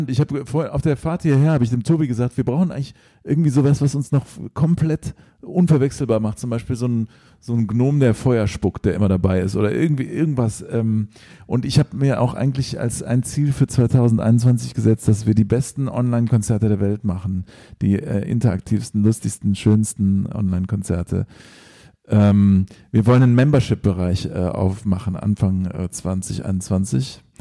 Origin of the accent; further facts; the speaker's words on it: England, United Kingdom; born there; ich bin ja auch in England geboren, vielleicht ist es dann halb englische Musik.